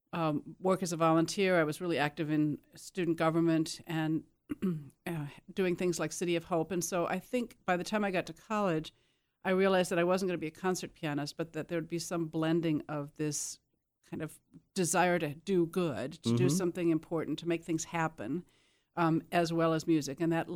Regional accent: Burlington, Wisconsin, United States; born there; I was born in Burlington, Wisconsin, in the southeast corner, now almost a suburb of Milwaukee.

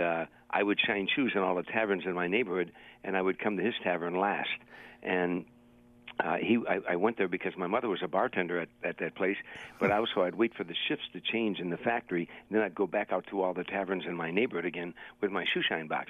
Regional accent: Harvey, Illinois, United States; moved away; It's a suburb on the south side of Chicago. It's 147 South of the loop. So it's it's a, it's a steel. It was when I was growing up.

